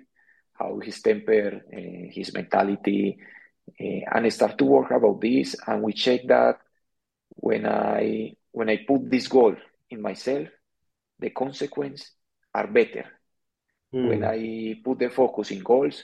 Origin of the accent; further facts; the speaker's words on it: Medellín, Antioquia, Colombia; English is a second language; moved away as an adult; also born or lived in Iraq; now in India; Growing up in Medellin, it's amazing.